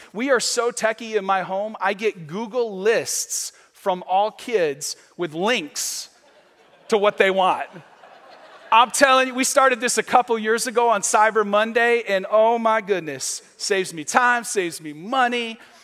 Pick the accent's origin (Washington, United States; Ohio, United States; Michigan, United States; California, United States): Michigan, United States; moved away as an adult; now in Vero Beach, United States; I'm from Michigan